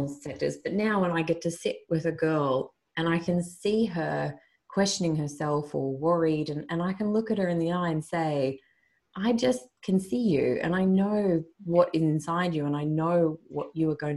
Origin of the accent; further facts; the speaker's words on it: Australia; my home country